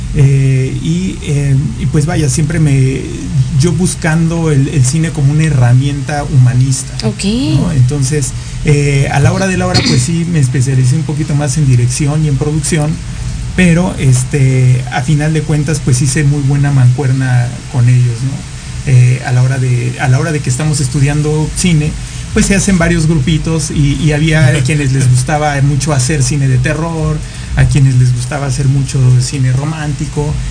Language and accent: Spanish; Mexico; soy un joven mexicano